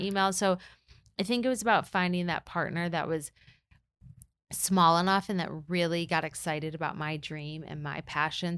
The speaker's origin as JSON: {"language": "English", "region": "Michigan", "country": "United States", "also_born_or_lived": "New York", "moved": "yes", "said": "I'm from Michigan"}